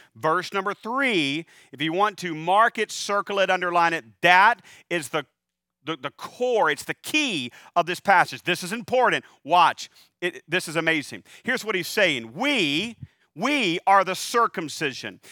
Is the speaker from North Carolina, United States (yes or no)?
yes; North Carolina, United States; I am from North Carolina